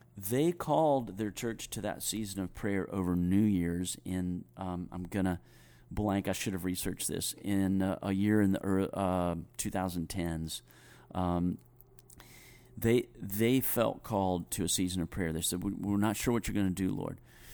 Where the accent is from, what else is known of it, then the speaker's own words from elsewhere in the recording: Greensboro, North Carolina, United States; accent: Southern; moved away as an adult; I grew up in Greensboro, you know, but then I moved to Los Angeles for graduate school, and I realized really quickly that if I didn't learn how to moderate my Sout